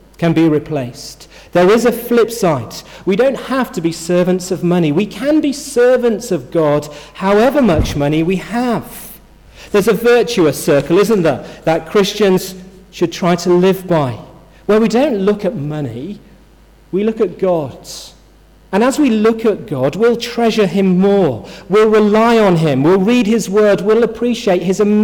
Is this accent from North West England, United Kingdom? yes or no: no; Yorkshire and the Humber, United Kingdom; I'm from Yorkshire, which I am